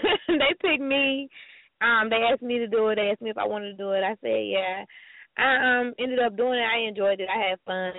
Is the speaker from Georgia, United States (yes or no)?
yes; Atlanta, Georgia, United States; moved away as an adult; I'm originally from Atlanta